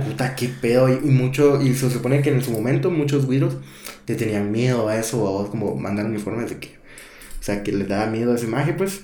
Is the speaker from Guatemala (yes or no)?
yes; Guatemala; me crié en Guato